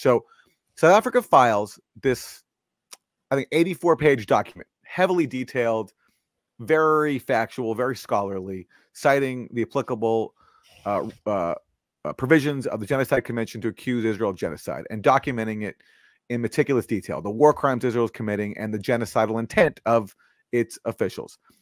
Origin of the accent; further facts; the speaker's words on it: Canada; I'm from Canada